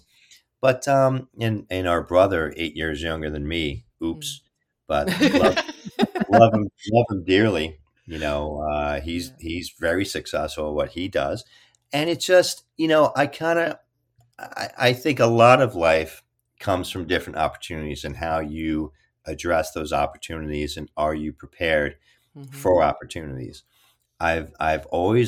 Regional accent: Kearny, New Jersey, United States; I was raised in Kearny

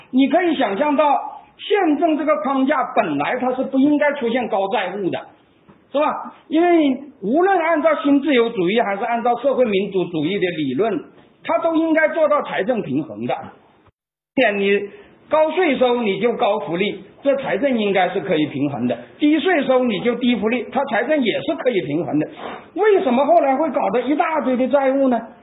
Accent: China; 我们中国人

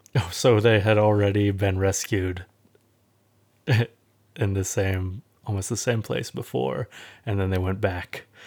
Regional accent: United States; I'm American

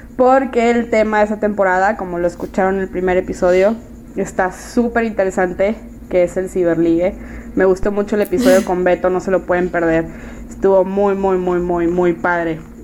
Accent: Monterrey, Nuevo León, Mexico; yo soy de Monterrey, vivo en Monterrey.

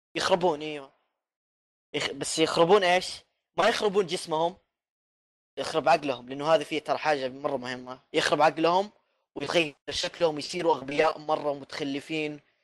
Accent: Jeddah, Makkah Province, Saudi Arabia; في مطعم عندنا في جده

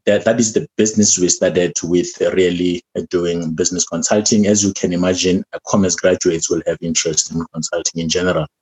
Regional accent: Polokwane, Limpopo, South Africa; moved away as an adult; now in Johannesburg, South Africa; I am from Polokwane, Limpopo province. That is where I was born.

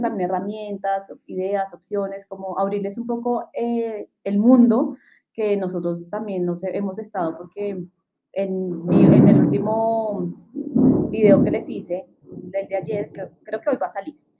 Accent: Bogotá, Colombia; also born or lived in Chile; las dos somos hermanas, somos de Bogotá, Colombia

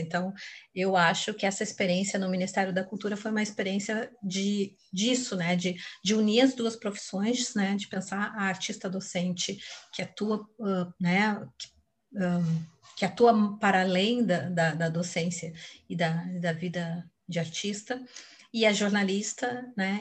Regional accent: Porto Alegre, Rio Grande do Sul, Brazil; moved away as an adult; also born or lived in Brasília / São Paulo; eu sou porto-alegrense, né? Assim, me criei até os 25 anos, morava no Rio Grande do Sul

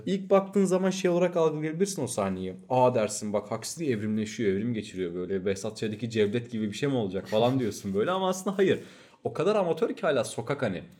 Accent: Turkey; Biz Türküz

